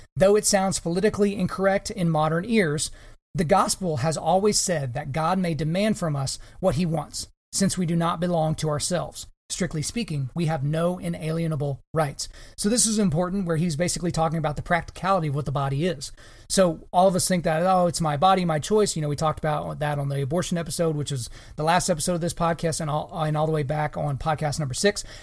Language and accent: English; Oklahoma, United States; my home state of Oklahoma